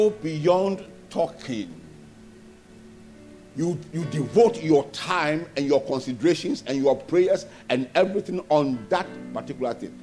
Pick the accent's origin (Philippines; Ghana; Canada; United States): Ghana; moved away as an adult; also born or lived in Nigeria; I'm also a Ghanaian.